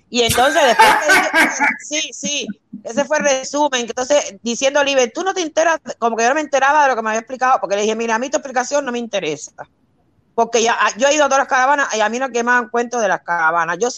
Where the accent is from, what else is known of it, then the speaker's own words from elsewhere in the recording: Cuba; mira, yo soy cubana. Ustedes de cómo son los cubanos no me pueden contar historia a mí. Porque es que yo soy china, yo no soy extranjera, soy cubana.